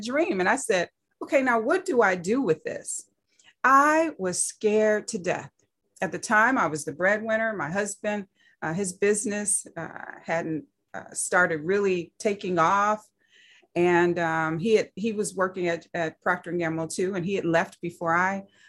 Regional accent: Saginaw, Michigan, United States; I grew up in Saginaw, Michigan

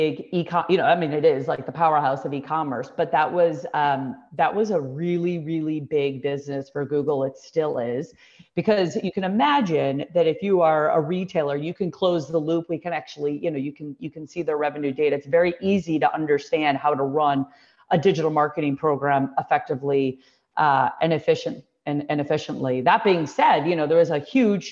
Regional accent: Deerfield, Illinois, United States; moved away; I grew up in Deerfield

